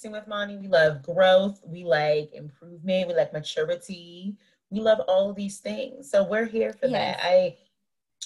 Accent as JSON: {"language": "English", "town": "Washington", "region": "District of Columbia", "country": "United States", "tie": "born or raised there", "also_born_or_lived": "Maryland", "said": "I was born in Maryland, raised in the DC area"}